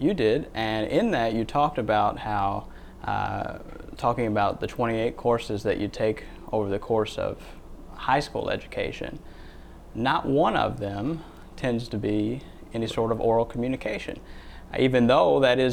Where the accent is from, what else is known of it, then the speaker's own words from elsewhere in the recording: Louisville, Kentucky, United States; my hometown of Louisville, Kentucky